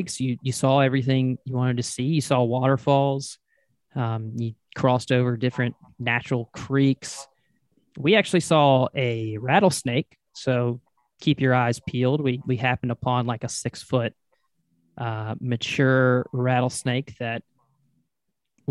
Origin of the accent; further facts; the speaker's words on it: North Carolina, United States; I'm from North Carolina, so we spent some time in the North Carolina mountains